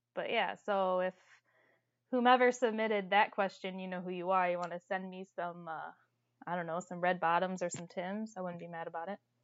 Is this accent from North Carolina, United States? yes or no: no; Toledo, Ohio, United States; I'm from Toledo, Ohio